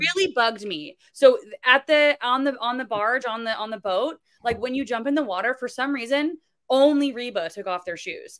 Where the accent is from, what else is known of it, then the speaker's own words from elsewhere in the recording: Florida, United States; moved away; I'm originally from Florida